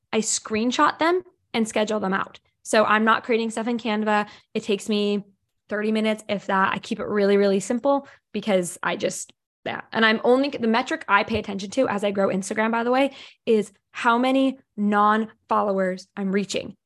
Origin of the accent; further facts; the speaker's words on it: Ohio, United States; I'm from Ohio. I'm from middle America